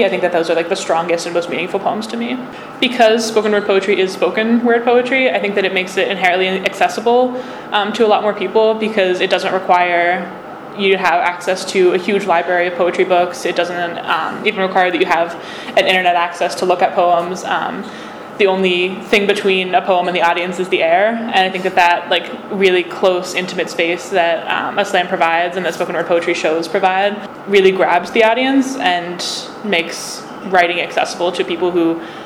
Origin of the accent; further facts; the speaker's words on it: small-town rural Pennsylvania, United States; I come from a swing state and a swing county, the smallest town with the largest Republican majority, a neighborhood of Donald Trump's reversing Pennsylvania from blue to bloodshot